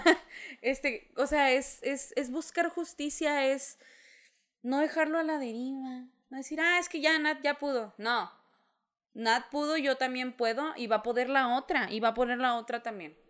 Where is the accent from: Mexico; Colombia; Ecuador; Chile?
Mexico; como mexicanos